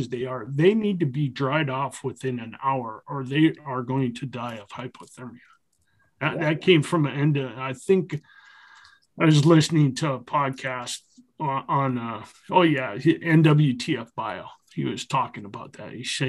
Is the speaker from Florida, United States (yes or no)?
no; Minnesota, United States; now in Washington, United States; almost all the way up to where I grew up in Minnesota.